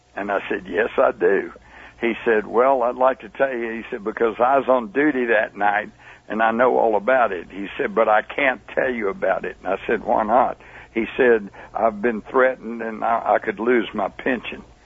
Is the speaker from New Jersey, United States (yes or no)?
no; Texas, United States; I'm a reporter. I'm from Texas